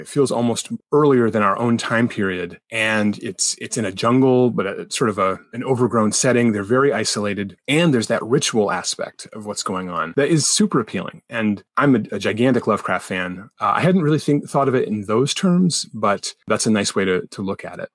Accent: United States; as an American

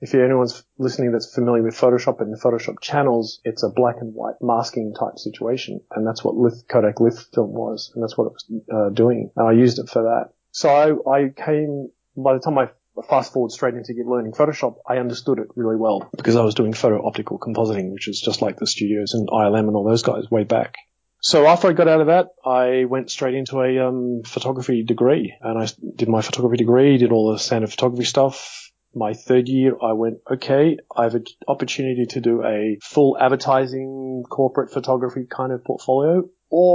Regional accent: Australia; where are you from? I said, Australia

